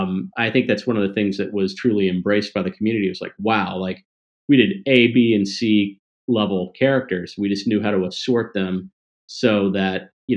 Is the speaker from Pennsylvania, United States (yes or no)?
no; Mississippi, United States; also born or lived in Tennessee; But as a kid, I grew up in the South, and a little Jewish kid from the South, right? Mississippi, Tennessee, and I just loved wrestling.